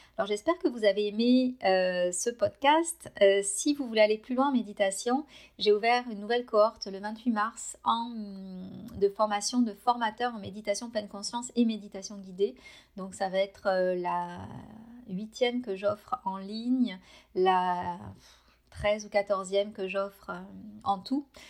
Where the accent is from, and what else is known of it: France; moved away as an adult; now in Canada